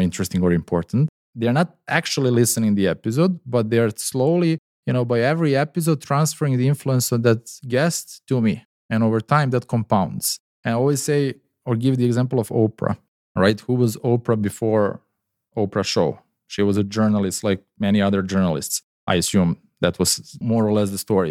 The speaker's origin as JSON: {"language": "English", "country": "Serbia", "also_born_or_lived": "Dubai", "moved": "yes", "said": "my home country, Serbia."}